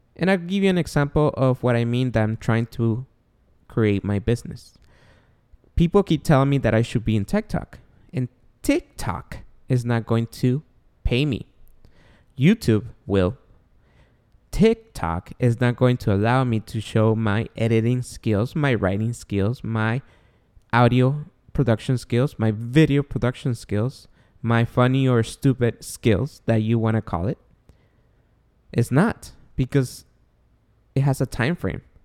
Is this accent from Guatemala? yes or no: yes; Guatemala; now in United States; we are born and raised in Guatemala. We came he, I was, I came here in ninety-nine